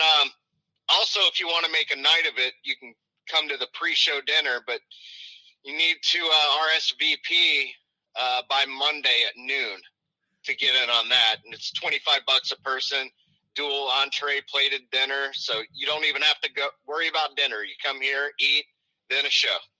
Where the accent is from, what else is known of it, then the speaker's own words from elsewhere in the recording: the South, United States; moved away; I'm from the South